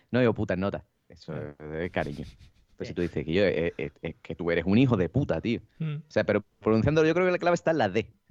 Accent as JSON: {"language": "Spanish", "town": "Cádiz", "region": "Andalusia", "country": "Spain", "said": "yo soy de Cádiz, está al lado de Sevilla"}